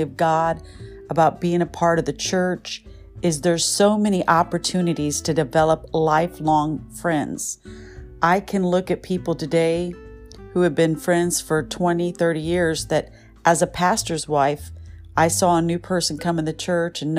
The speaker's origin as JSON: {"language": "English", "region": "Michigan", "country": "United States", "tie": "born or raised there", "moved": "yes", "lives_now": "Southern California, United States", "said": "I grew up in Michigan"}